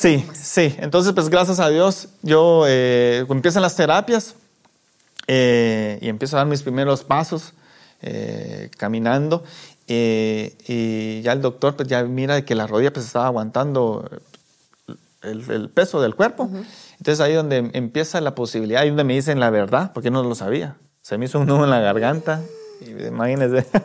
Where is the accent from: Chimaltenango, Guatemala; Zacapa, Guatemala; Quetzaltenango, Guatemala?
Zacapa, Guatemala; La Unión; now in Guatemala City, Guatemala; Yo soy de la Unión Zacapa